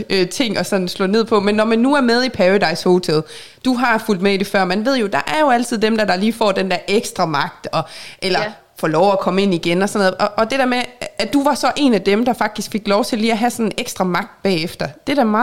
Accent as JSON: {"language": "Danish", "region": "North Denmark Region", "country": "Denmark", "accent": "North Jutlandic", "said": "Ej, det, at nordjysk siger, at jeg taler nordjysk, det er jeg glad for."}